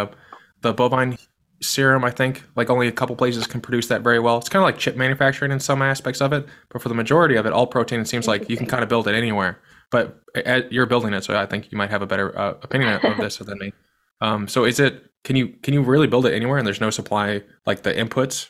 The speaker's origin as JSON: {"language": "English", "region": "Midwest", "country": "United States", "said": "I'm from the Midwest"}